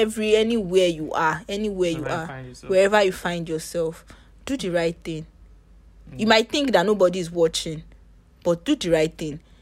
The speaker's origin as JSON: {"language": "English", "country": "Nigeria"}